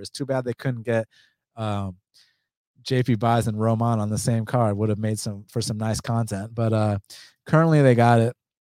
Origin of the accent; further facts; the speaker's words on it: United States; I'm from the United States. Even though I'm first generation American, I'm from the United States